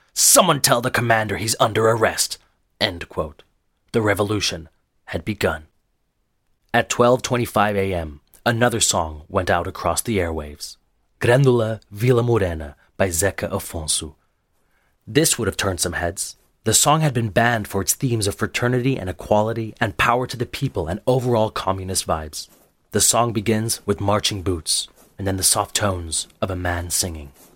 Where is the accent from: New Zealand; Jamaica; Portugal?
Portugal; Lisbon; I was born in a free and democratic Lisbon